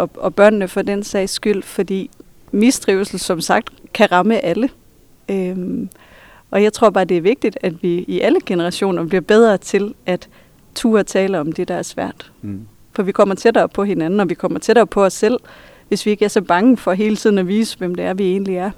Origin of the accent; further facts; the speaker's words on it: Hirtshals, North Denmark Region, Denmark; accent: Vendelbo; moved away as an adult; now in Viborg, Denmark; jeg stadigvæk taler som en vendelbo, at det kommer aldrig til at forlade mig